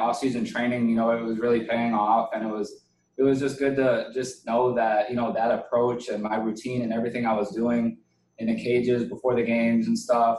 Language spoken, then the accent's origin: English; Wisconsin, United States; I used to love going to Miller Park. I grew up maybe 30 minutes from there